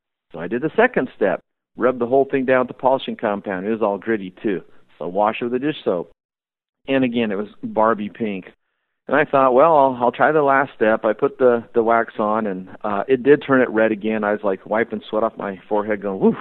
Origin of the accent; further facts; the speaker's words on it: Albany, Oregon, United States; I grew up in Albany, Oregon, and I'd been swimming in the Kalapuya River all my life